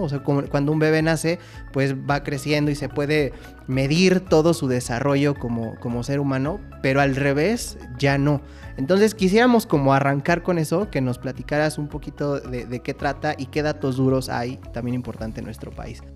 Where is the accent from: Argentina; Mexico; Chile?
Mexico; como mexicanos somos una, eh, sociedad de tradiciones